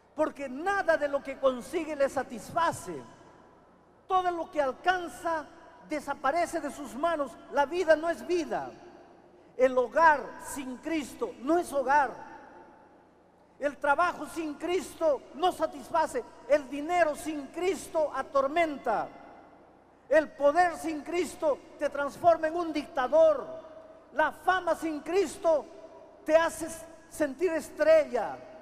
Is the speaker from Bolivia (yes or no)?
no; Peru; la tierra en mi país empezó a temblar